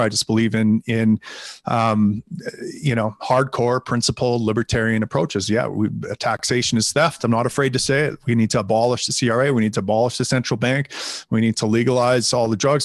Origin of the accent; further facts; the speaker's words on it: Canada; I am from Canada.